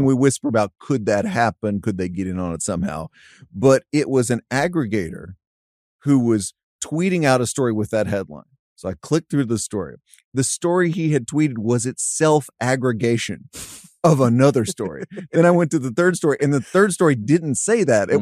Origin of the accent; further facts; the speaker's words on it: Dallas, Texas, United States; I grew up in Dallas Fort Worth.